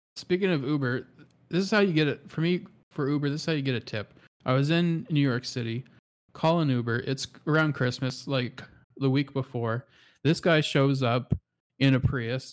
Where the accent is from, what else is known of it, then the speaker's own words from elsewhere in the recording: Canada; as a Canadian